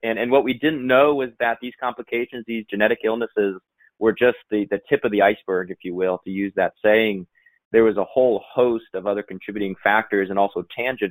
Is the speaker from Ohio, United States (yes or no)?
yes; Northeast Ohio, United States; We grew up in Northeast Ohio on about 30 acres